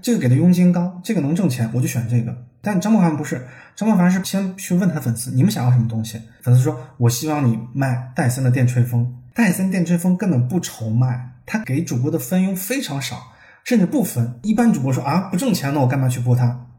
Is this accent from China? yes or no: yes; China; 我们中国人